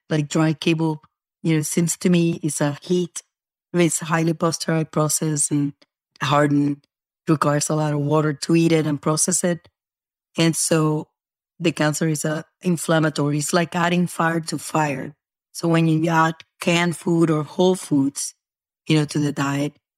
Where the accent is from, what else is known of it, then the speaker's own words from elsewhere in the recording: Puerto Rico; also born or lived in New York; now in Florida, United States; I was born in New York and then I'm raised in Puerto Rico